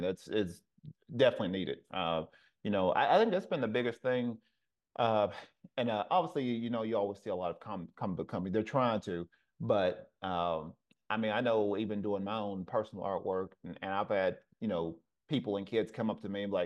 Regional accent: the South, United States; moved away; I'm originally from the South

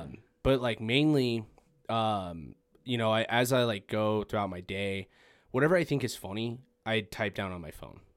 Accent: Farmington, New Mexico, United States; I'm from Farmington as well

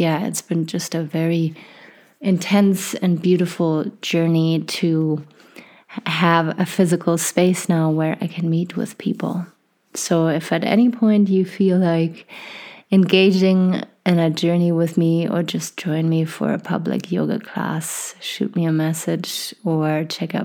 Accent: Germany; moved away as an adult; now in Canada; I was born and raised in Germany

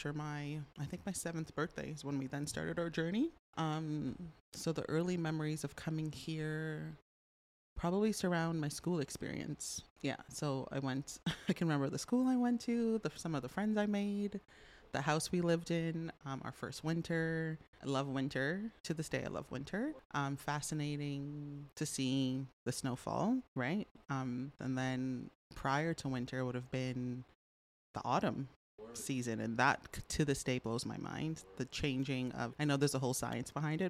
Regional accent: Toronto, Ontario, Canada; moved away as an adult; also born or lived in Trinidad and Tobago; now in Fort McMurray, Canada; Family immigrated to Canada when I was a little girl. I grew up in Toronto

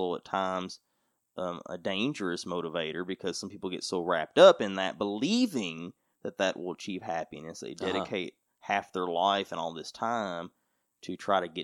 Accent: United States; being American

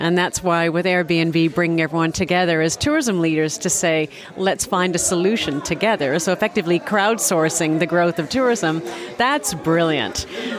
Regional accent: Canada; accent: Canadian; now in South Africa; Just to verify, my accent is Canadian, but I left Canada many, many, many years ago. I've been on the continent since 1991, so my roots are very much in Africa, and very blessed to have been in South Africa for the last 24 years

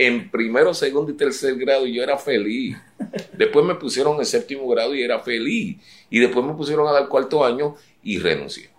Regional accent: San Juan, Puerto Rico; me crié en Puerta de Tierra frente al, taller de arte del pintor Juan Rosado

